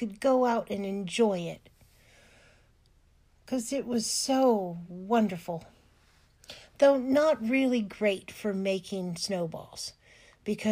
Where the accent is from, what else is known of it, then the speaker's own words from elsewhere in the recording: California, United States; moved away; I grew up in California in a place that never got any snow